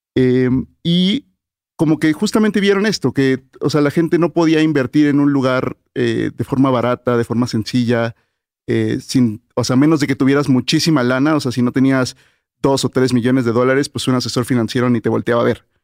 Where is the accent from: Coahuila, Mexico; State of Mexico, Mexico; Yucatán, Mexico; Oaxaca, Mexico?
Yucatán, Mexico; Mérida; yo crecí en Mérida